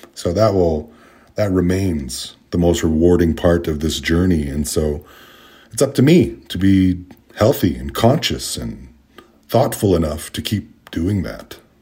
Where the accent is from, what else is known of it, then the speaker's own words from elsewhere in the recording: Canada; of being Indigenous, of being Canadian